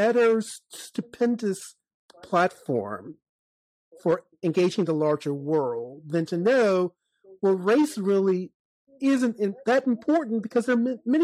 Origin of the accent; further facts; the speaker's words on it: Chesterfield County, Virginia, United States; when I was growing up in Chesterfield County, Virginia